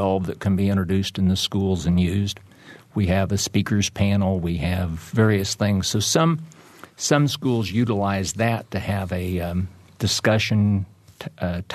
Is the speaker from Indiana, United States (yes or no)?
yes; Seymour, Indiana, United States; I grew up in Seymour, and my mother was a special education teacher there